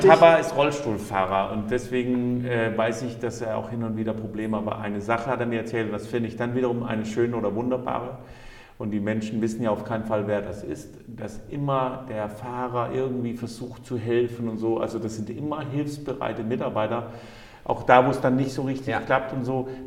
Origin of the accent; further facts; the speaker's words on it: Rostock, Mecklenburg-Vorpommern, Germany; Und ich komme aus Lichtenhagen